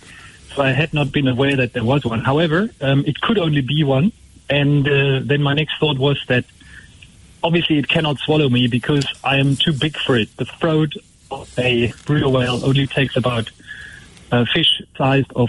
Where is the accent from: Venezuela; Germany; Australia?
Germany; now in Port Elizabeth, South Africa; I'm from Germany originally, so I actually grew up far away from the sea.